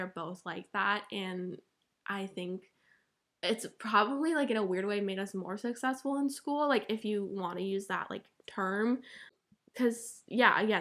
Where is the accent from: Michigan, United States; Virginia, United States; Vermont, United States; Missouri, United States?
Vermont, United States; moved away as an adult; now in Chapel Hill, United States; like I'm out of state, but I'm from Vermont, so I'm literally 14 hours away from the fam.